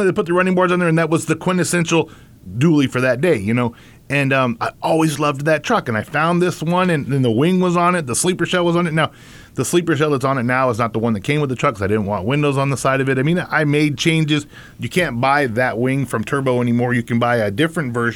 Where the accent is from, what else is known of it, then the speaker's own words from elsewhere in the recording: Yucca Valley, California, United States; growing up in Yucca Valley, I just saw those trucks go by with drag boats